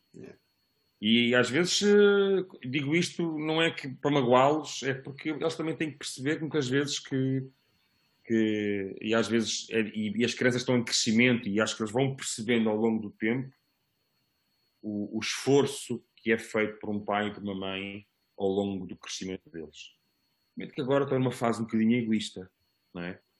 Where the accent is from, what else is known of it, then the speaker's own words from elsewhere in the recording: Almada, Setúbal, Portugal; also born or lived in Lisbon; os meus melhores amigos são, são da, da cidade que eu que eu vivi durante alguns anos